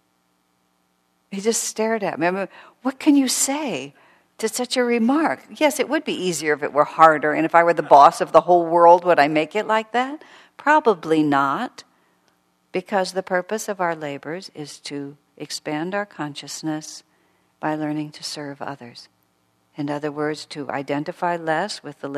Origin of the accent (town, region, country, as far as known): United States